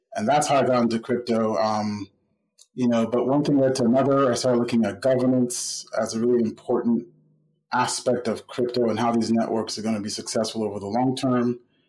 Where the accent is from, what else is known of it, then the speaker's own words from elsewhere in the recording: Nigeria; moved away as an adult; now in United States; I grew up in Nigeria. I was born in the United States, but I spent most of my life through secondary school, high school in Nigeria, and then moved back to the States to go to college and have been here since.